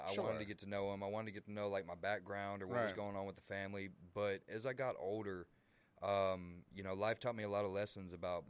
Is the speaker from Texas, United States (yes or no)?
yes; Waco, Texas, United States; also born or lived in McGregor, Texas; I was born and raised here in Waco, Texas.